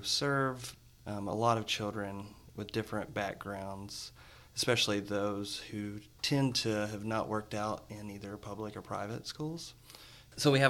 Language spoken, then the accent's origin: English; West Tennessee, United States; moved away as an adult; now in Nashville, United States; I'm from West Tennessee. Moved to Nashville 15 years ago to come to Lipscomb